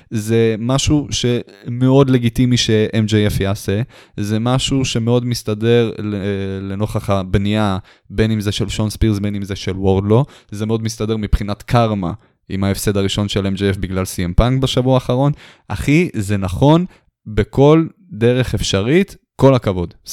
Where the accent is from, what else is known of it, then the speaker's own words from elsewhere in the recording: Romania; אני רומני בתכלס.